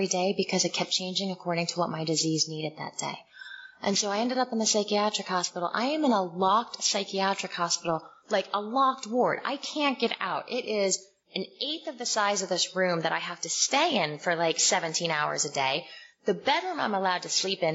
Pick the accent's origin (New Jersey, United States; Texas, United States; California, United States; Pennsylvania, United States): New Jersey, United States; Morristown; moved away as an adult; also born or lived in Summit, New Jersey / Washington, D.C.; I grew up in Summit and Morristown, New Jersey